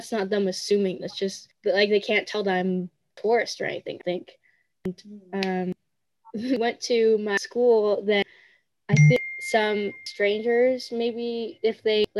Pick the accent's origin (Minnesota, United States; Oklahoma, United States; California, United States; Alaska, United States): California, United States; Pasadena; also born or lived in San Marino, California; I was born and raised in Pasadena, and I'm not from China.